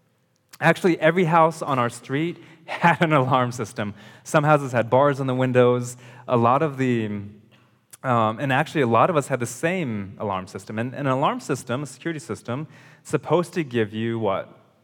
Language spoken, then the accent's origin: English; California, United States; also born or lived in Ohio / Indonesia; So growing up, I lived in California. I was born in California, lived there, moved to Ohio, and then we moved to Indonesia.